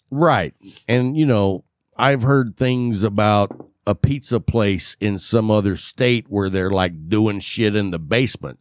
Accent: West Texas, United States; accent: West Texas; I can't pronounce a lot of words because I grew up in West Texas

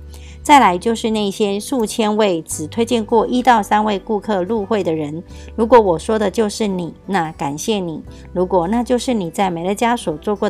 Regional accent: Miaoli County, Taiwan

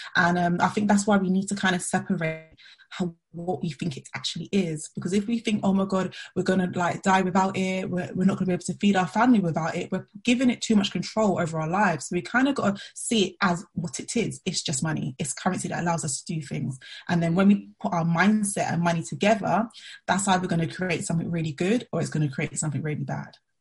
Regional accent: London, United Kingdom; I'm from Southeast London

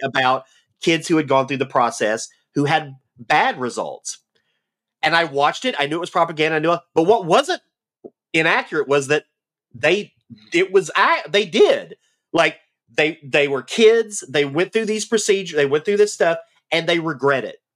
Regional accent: the South, United States; accent: Southern; moved away; I, I enjoyed growing up in the South. I'm glad that I am from the South

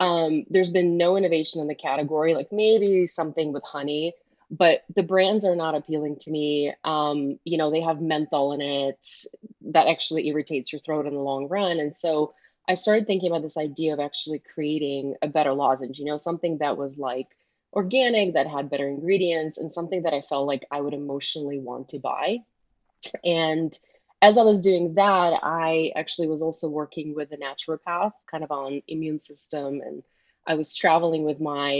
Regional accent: Michigan, United States; because I grew up in Michigan, people around here just think it's like a Midwestern accent.

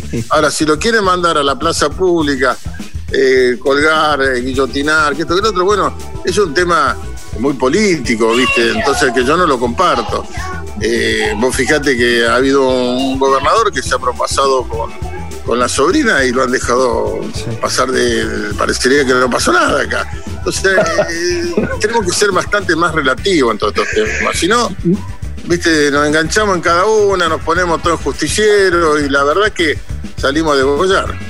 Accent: Argentina

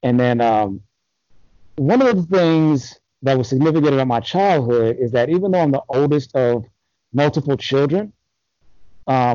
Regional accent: Los Angeles, California, United States; moved away as an adult; also born or lived in North Carolina; I'm from Los Angeles, different parts of Los Angeles. I've never lived in the city proper, but I've lived in various cities within the county.

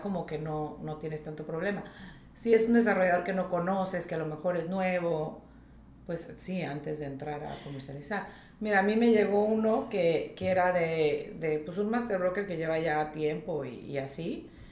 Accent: Tijuana, Baja California, Mexico; moved away as an adult; also born or lived in Laredo, Texas / United States; now in Riviera Maya, Mexico; Yo nací en Laredo, Texas, pero crecí en Tijuana

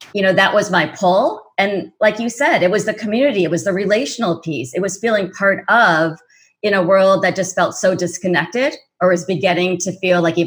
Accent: Indiana, United States; I was raised in Indiana, so it was very conservative.

